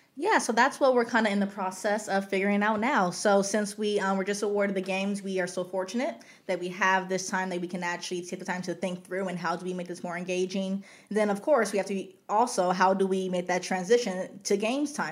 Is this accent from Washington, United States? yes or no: no; Los Angeles, California, United States; I'm from Los Angeles. I grew up just right down the street